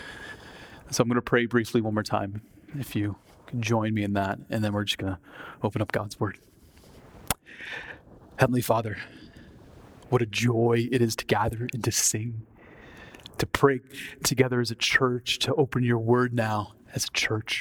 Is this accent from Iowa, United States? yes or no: yes; Iowa, United States; moved away as an adult; also born or lived in Twin Cities, Minnesota; Growing up in Iowa